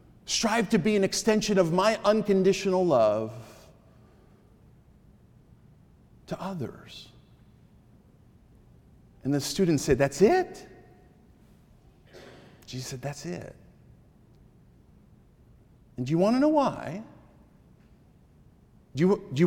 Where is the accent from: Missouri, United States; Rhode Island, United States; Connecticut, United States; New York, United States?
Connecticut, United States; moved away; I was back in my home state of Connecticut